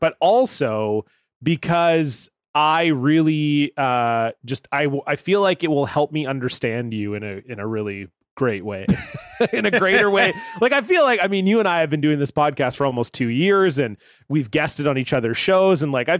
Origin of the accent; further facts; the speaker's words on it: Ohio, United States; feel like growing up in Ohio was a really special thing.